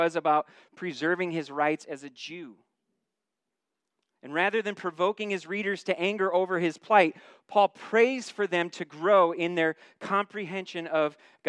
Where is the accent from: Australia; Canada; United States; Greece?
United States; As an American citizen